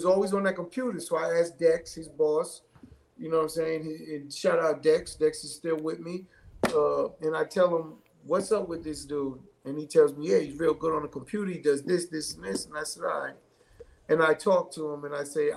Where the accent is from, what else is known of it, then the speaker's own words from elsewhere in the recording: New York City, New York, United States; I'm from Hollis and I fought niggas from Southside my whole fucking adolescent